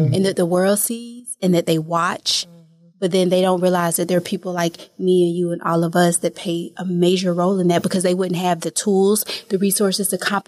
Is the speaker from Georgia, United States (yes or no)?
yes; Atlanta, Georgia, United States; We're from Atlanta